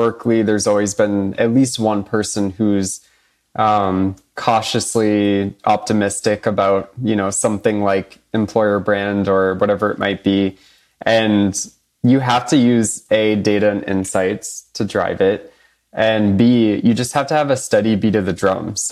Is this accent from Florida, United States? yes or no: no; Boston, Massachusetts, United States; I'm a New England boy at heart